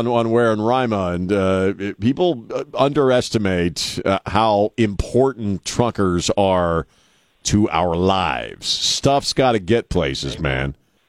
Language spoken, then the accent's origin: English; East Coast, United States; now in San Antonio, United States; I grew up on the East Coast.